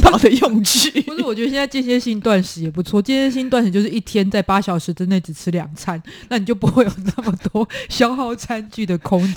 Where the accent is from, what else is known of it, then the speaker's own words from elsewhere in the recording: Taiwan; 我们台湾小时候在夜市玩捞金鱼